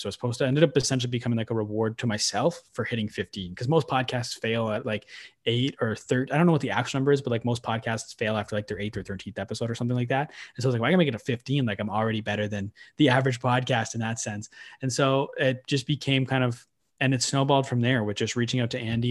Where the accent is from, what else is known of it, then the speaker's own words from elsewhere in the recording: Manitoba, Canada; moved away as an adult; now in Ottawa, Canada; I grew up in Ottawa till I was nine, and then I moved away to Manitoba, lived in Manitoba for nine years